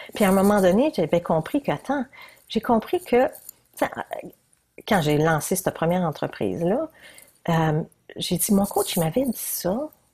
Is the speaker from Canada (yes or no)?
yes; New Brunswick, Canada; je suis bien du Nouveau-Brunswick